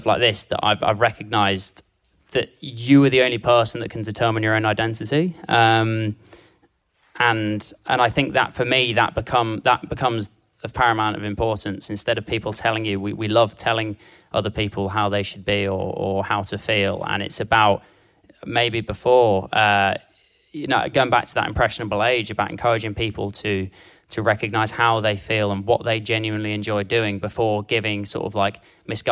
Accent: Dorset, South West England, United Kingdom; growing up in Dorset, I was encouraged to play football and rugby

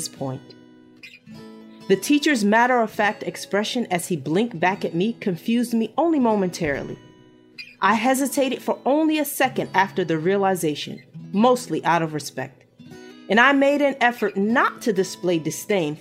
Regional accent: United States; I was American, and black

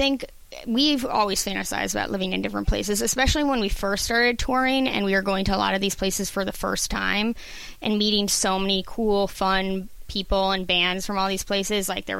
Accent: Northeast, United States; moved away as an adult; also born or lived in Massachusetts; now in Los Angeles, United States; I've lived in the Northeast my whole life.

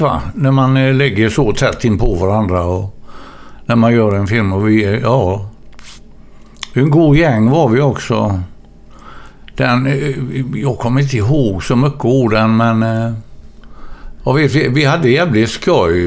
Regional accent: Gothenburg, Västra Götaland, Sweden; jag är ju född i Gamlestaden

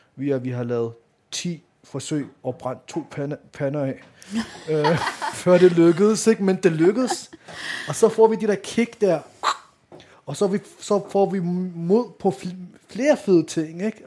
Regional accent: Denmark; also born or lived in Vanløse; jeg er født og opvokset her i Danmark

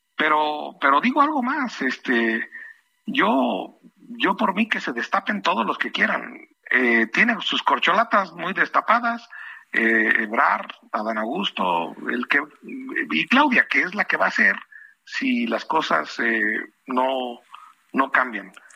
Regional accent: San José de Gracia, Michoacán, Mexico; San José de Gracia, que es mi tierra

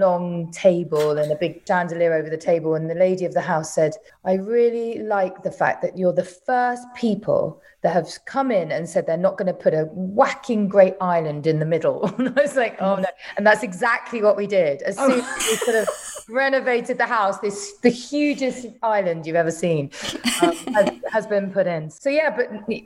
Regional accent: London, United Kingdom; moved away as an adult; I actually was born and bred in London, and I went to school in London.

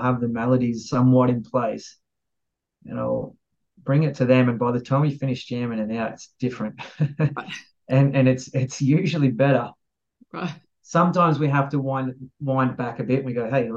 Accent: Australia; being Aussie

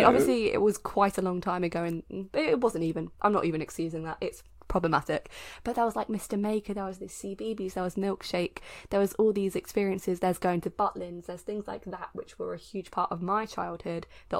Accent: United Kingdom; as someone who, the only thing in her that's not British is her, like, 10% Irishness, I am that British.

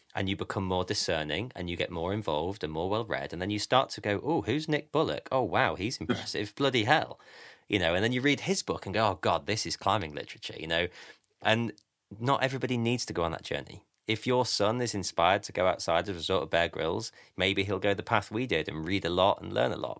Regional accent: Grimsby, Yorkshire and the Humber, United Kingdom; I'm from Grimsby.

